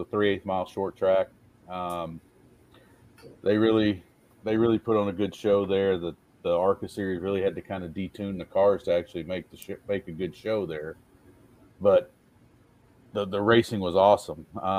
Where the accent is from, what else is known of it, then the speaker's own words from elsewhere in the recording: LaGrange, Georgia, United States; now in New Freedom, United States; I live in New Freedom, Pennsylvania right now. I grew up in LaGrange, Georgia.